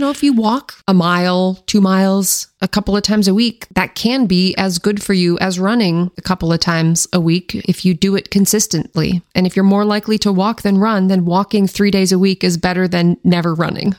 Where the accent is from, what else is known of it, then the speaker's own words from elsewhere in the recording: Washington, United States; I grew up in Washington State